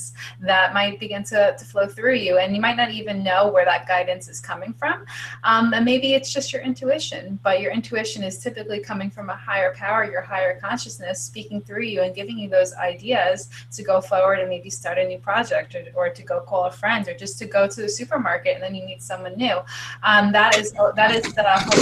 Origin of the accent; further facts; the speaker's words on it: New York, United States; we're both from New York